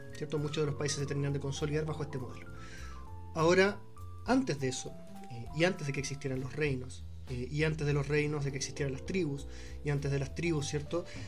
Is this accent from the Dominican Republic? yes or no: no; Chile; Nosotros como chilenos